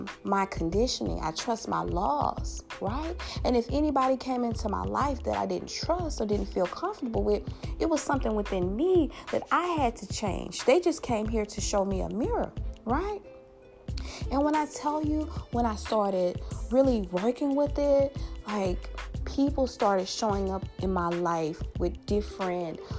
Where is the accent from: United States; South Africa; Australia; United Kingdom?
United States; Louisiana; my home state, Louisiana.